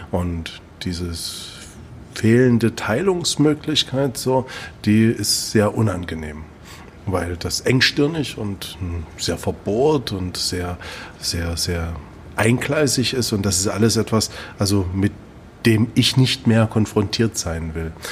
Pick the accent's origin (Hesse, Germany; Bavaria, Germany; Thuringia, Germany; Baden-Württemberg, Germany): Thuringia, Germany; Nee, ich komme aus Thüringen, das macht es aber nicht besser.